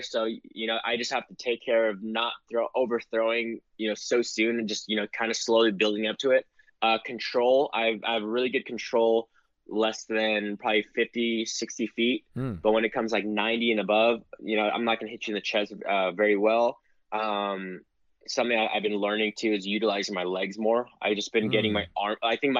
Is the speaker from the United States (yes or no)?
yes; United States; I'm American, I'm a Filipino American, and I'm very proud of it.